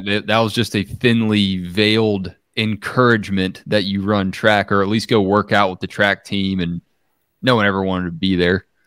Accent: Gwinnett County, Georgia, United States; raised in the shadow of the Gwinnett is Great Water Towers, just like me.

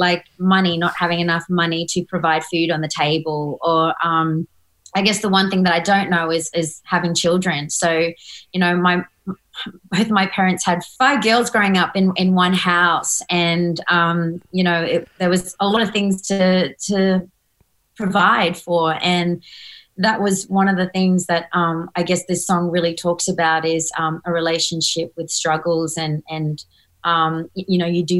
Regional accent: Northern Territory, Australia; I grew up painting in the Northern Territory

